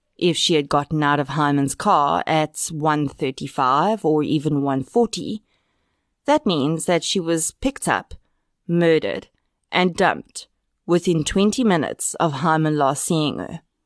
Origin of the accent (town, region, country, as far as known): South Africa